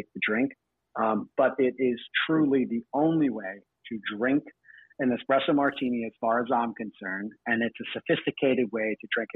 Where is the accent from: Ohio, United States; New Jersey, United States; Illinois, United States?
New Jersey, United States; moved away as an adult; also born or lived in New York / Australia; I'm originally from New Jersey. I grew up there.